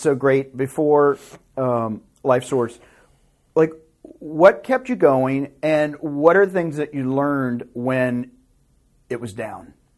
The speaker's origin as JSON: {"language": "English", "region": "Tennessee", "country": "United States", "tie": "born or raised there", "moved": "as an adult", "lives_now": "Los Angeles, United States", "said": "I am a hick from Tennessee"}